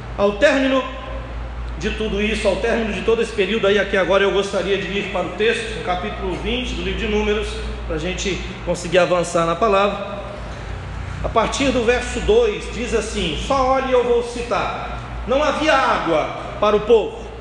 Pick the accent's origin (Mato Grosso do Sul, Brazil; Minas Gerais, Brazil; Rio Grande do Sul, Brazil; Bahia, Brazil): Minas Gerais, Brazil; now in Cabo de Santo Agostinho, Brazil; eu sou mineiro